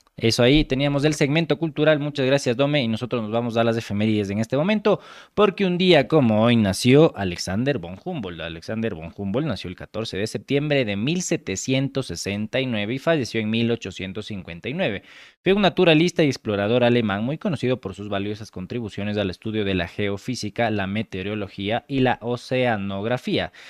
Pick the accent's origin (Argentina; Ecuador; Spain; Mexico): Ecuador; yo soy ecuatoriano